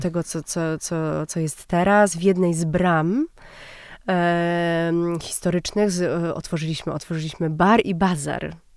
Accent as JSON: {"language": "Polish", "town": "Warsaw", "region": "Masovian Voivodeship", "country": "Poland", "tie": "born or raised there", "said": "jesteśmy z Warszawy i, i jesteśmy z nią bardzo związani."}